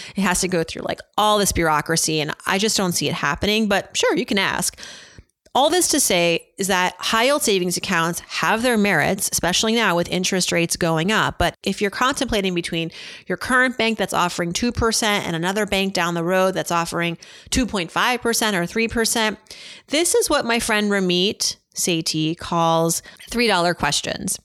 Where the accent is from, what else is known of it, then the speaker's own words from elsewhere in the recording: Worcester, Massachusetts, United States; you know I'm from Worcester